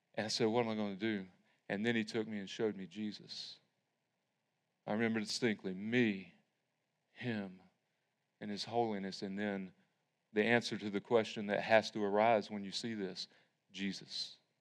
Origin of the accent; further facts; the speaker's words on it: Tryon, North Carolina, United States; I grew up in Tryon United Methodist